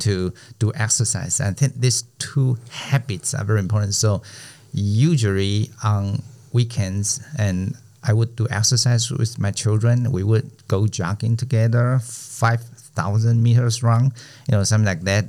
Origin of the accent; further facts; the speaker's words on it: Taiwan; first language Chinese; English is a second language; our mother language.